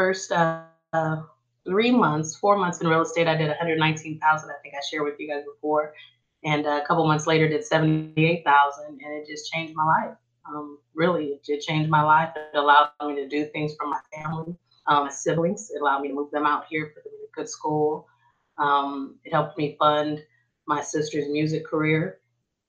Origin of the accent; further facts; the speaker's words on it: Oakland, California, United States; moved away as an adult; now in Texas, United States; I'm actually born and raised in East Oakland.